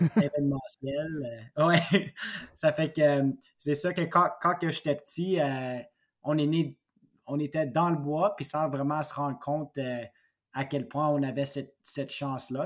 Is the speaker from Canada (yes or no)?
yes; Mansfield-et-Pontefract, Quebec, Canada; ça faisait 17 ans que j'étais dans le Pontiac